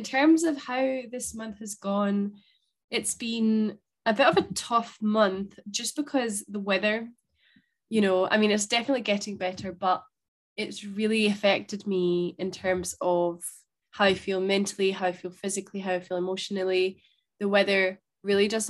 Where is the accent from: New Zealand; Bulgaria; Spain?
Spain; now in Scotland, United Kingdom; thinking about Spain and growing up